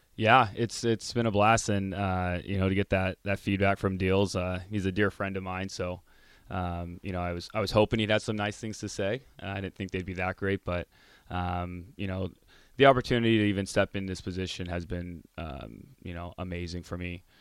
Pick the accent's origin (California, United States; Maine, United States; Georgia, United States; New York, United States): California, United States; Orange County; now in Lincoln, United States; I grew up in Orange County